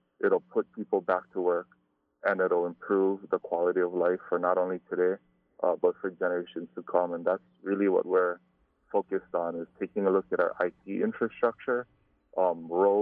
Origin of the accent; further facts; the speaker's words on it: Hawaii, United States; growing up in Hawaii, we used to have Frank Dilima come to our schools